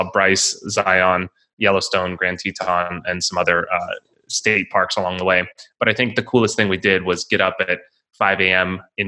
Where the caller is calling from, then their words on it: Italy; Yes. So I'm in Italy now. It's afternoon here.